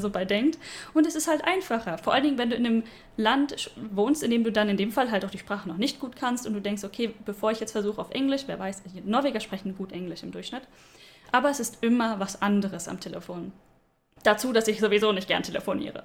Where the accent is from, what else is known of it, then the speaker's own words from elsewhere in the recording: Stuttgart, Baden-Württemberg, Germany; moved away; da, wo ich herkomme